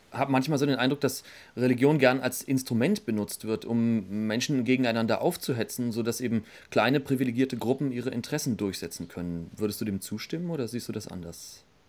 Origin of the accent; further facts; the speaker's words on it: Berlin, Germany; nach Berlin ziehst. Das ist ja auch meine Heimatstadt.